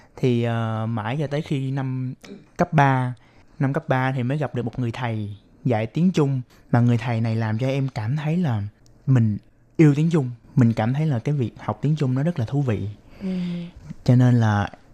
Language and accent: Vietnamese; Ho Chi Minh City, Vietnam; moved away as an adult; now in Taiwan; Em đến từ thành phố Hồ Chí Minh của Việt Nam